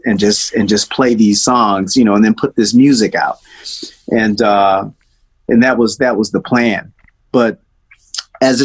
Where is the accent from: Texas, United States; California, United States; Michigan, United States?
Michigan, United States; Detroit; also born or lived in Nashville, Tennessee; Well, I was born in Nashville, and my family left Nashville when I was probably 4 years old, and then we moved to Detroit.